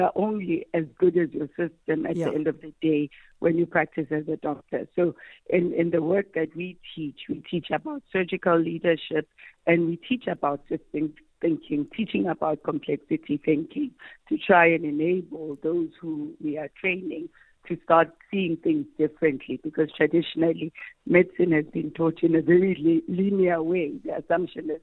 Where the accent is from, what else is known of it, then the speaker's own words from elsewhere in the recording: Limpopo, South Africa; I grew up in Limpopo